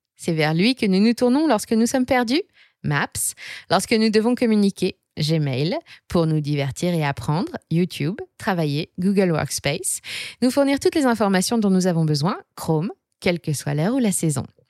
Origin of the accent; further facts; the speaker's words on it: France; chez nous en France